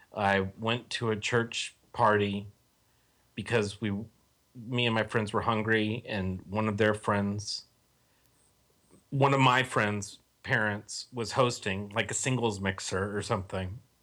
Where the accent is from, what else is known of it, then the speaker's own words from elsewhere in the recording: Texas, United States; moved away; I'm from Texas originally